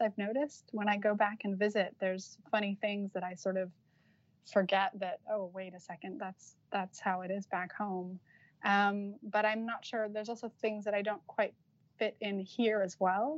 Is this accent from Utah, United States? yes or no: yes; Utah, United States; moved away as an adult; also born or lived in Los Angeles, United States; now in Cambridge, United Kingdom; I'm from Utah, so it's like as American as you can get